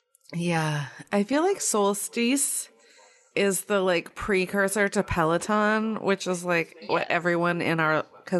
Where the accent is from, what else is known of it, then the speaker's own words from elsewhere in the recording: Maine, United States; We're girls from Maine.